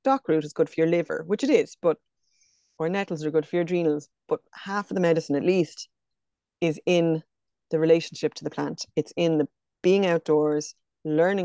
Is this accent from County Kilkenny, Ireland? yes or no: yes; County Kilkenny, Ireland; also born or lived in County Galway; now in Loughrea, Ireland; I'm from County Kilkenny, but I'm based in County Galway out near Loughrea.